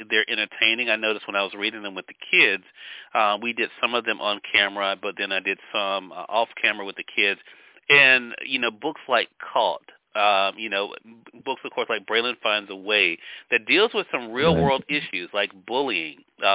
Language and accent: English; Mississippi, United States; my home state of Mississippi.